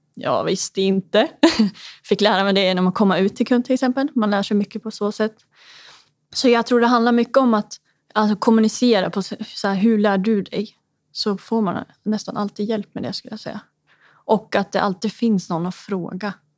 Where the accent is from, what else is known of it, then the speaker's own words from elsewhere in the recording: Hudiksvall, Gävleborg County, Sweden; now in Stockholm, Sweden; Jag kommer ju från eh, Hudiksvall